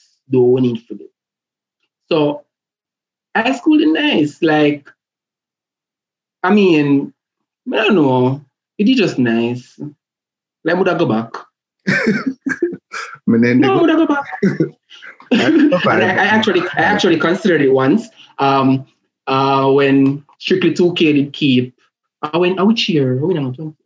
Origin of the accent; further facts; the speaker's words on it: Portmore, Saint Catherine, Jamaica; moved away; I grew up in Portmore, went to school in Portmore